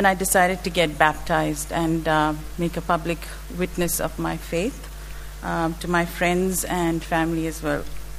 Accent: India; moved away; I was born and raised in India in a Christian family

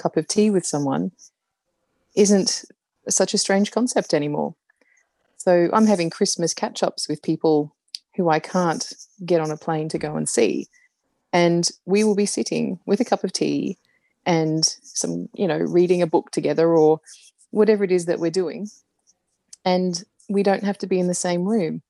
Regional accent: Brisbane, Queensland, Australia; moved away as an adult; also born or lived in United Kingdom / Canada; I live in Brisbane in Australia and I've been back in Brisbane, which is my hometown, for a couple of years

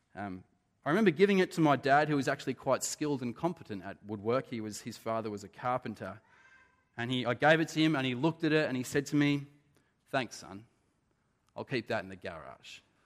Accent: Australia; being Australian

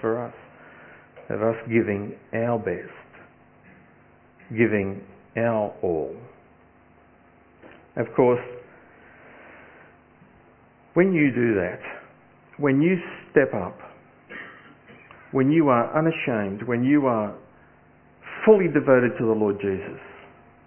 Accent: Australia; as most Australian sons do with their fathers

